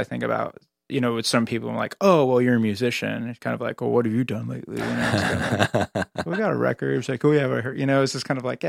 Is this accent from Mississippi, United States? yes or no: no; Northern California, United States; moved away as an adult; now in Los Angeles, United States; being an Angeleno as I am now, even though I grew up in Northern California, I consider myself an Angeleno in a lot of ways.